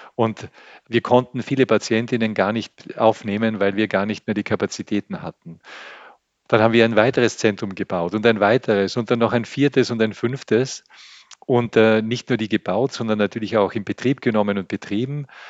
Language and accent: German; Austria; als Österreicher bin ich enorm privilegiert. Ich lebe in einem reichen Land